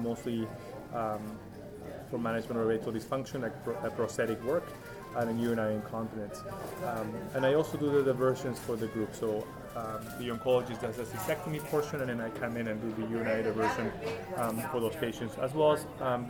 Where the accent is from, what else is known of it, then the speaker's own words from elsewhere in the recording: Arequipa, Peru; moved away as an adult; also born or lived in Chicago, United States; now in Seattle, United States; I'm born and raised in Peru, moved here back in the 1990s for college